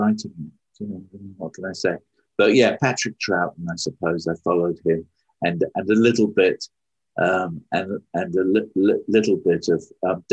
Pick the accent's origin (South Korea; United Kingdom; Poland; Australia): United Kingdom; moved away; I was as British as I am